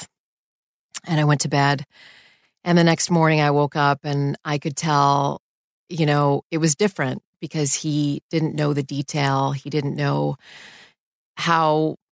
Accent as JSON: {"language": "English", "country": "Canada", "tie": "born or raised there", "also_born_or_lived": "Houston / New York City", "moved": "as an adult", "said": "I grew up in Canada, and we didn't ever have issues of home invasions in Canada"}